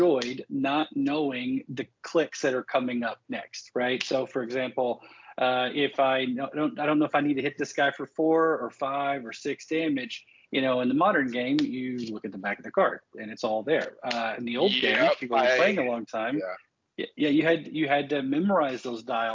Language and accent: English; Texas, United States; I'm from Texas